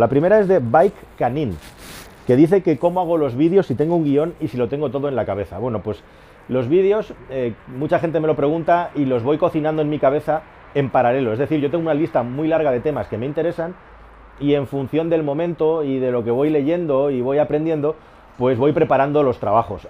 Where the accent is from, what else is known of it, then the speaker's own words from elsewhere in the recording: Catalonia, Spain; moved away as an adult; also born or lived in Toledo / Madrid; Yo soy una de las pocas, no de las pocas, de las muchas personas privilegiadas de este país que es catalán y vive en Madrid